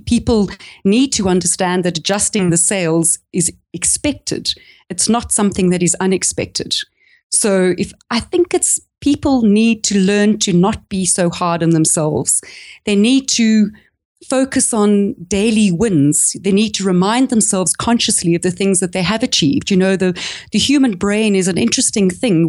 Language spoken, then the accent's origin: English; South Africa; accent: South African; moved away as an adult; I'm actually South African, if you can hear it by my accent, but I've, I haven't lived in the country for fifteen years.